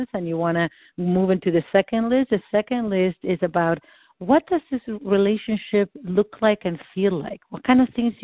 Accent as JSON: {"language": "English", "country": "Argentina", "first_language": "Spanish", "second_language": "English", "moved": "yes", "said": "I'm not American. I'm from Argentina."}